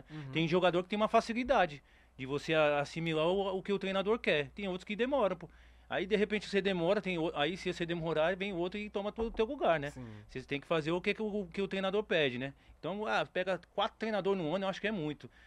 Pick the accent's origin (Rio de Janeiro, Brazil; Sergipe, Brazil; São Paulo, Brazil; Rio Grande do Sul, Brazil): São Paulo, Brazil; Eu torço, eu, eu sou paulista.